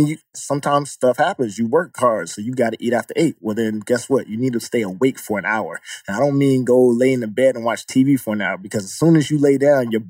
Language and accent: English; Atlanta, Georgia, United States; moved away as an adult; now in New York, United States; my mom raised me and I came from Atlanta